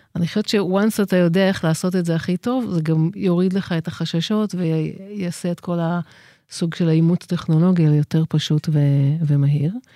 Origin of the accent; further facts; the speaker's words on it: Israel; אני גדלתי בקיבוץ